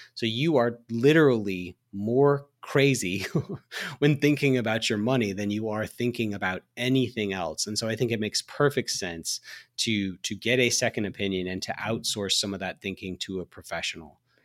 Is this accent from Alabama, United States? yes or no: yes; Alabama, United States; I drove by the hospital, uh, in my hometown. I'm from Alabama